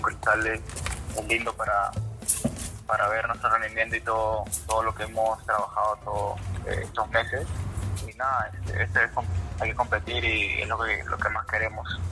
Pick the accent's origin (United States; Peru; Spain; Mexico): Peru; Pisco, Ica; moved away; Pisco lo más, lo más lindo es la tierra que me a nacer